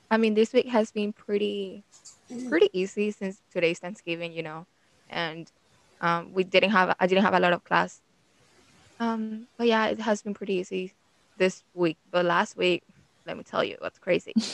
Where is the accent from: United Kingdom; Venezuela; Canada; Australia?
Venezuela; now in Miami, United States; Venezuela and I moved here about five years ago, I think.